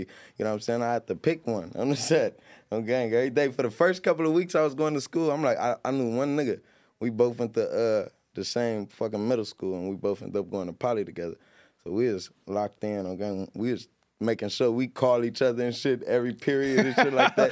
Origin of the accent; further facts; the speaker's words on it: Long Beach, California, United States; I'm from Long Beach, man. I grew up on the north side and the east side